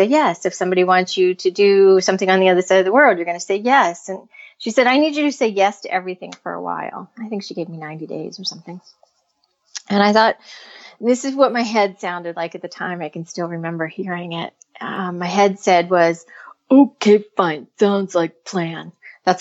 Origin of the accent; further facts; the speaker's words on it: United States; now in California, United States; I'm originally from the other side of the United States in very cold country